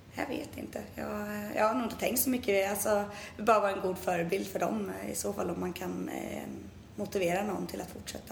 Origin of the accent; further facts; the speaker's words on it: Tranås, Jönköping County, Sweden; Hemma i Tranås